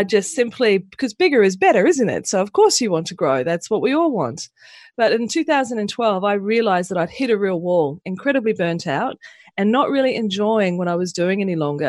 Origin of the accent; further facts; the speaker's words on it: Pukekohe, Auckland, New Zealand; moved away as an adult; also born or lived in Mangere, New Zealand; now in Australia; I was born in New Zealand, in just south of Auckland, in a place called Mangere, and I grew up on a farm in Pukekohe.